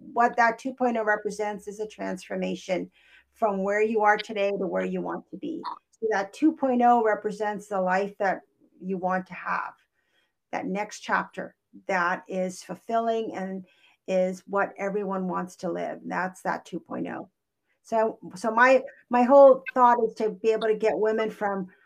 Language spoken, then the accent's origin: English; Kauai, Hawaii, United States; first language English; also born or lived in California; now in Portland, United States; I'm originally from Hawaii. I was born and raised on Kauai, which is an island in Hawaii.